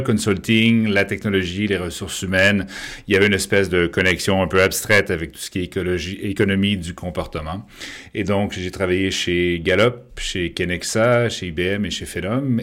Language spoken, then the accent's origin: French; Quebec, Canada; now in France; je suis québécois de naissance, mais français d'adoption